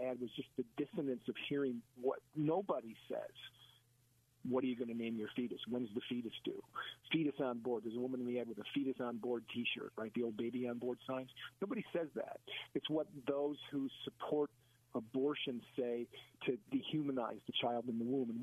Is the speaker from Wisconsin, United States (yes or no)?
yes; Wisconsin, United States; right here in my hometown in Wisconsin